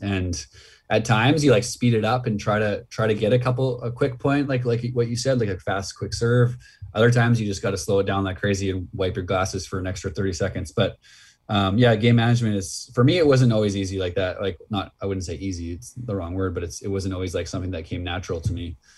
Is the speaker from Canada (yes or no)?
yes; Red Deer, Alberta, Canada; in Alberta where I grew up like in Red Deer